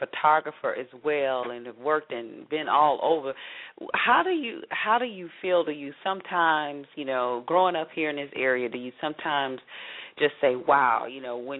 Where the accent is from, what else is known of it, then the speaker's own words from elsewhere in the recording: Atlanta, Georgia, United States; growing up in Atlanta